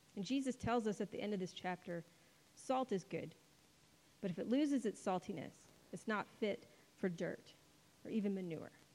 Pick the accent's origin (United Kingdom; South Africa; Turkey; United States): United States; spoiled American Christians